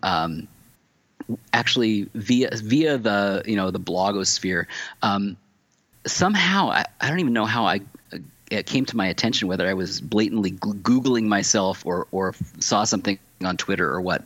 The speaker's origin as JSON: {"language": "English", "town": "Tacoma", "region": "Washington", "country": "United States", "also_born_or_lived": "California", "moved": "yes", "lives_now": "Pittsburgh, United States", "said": "I come from Washington State originally."}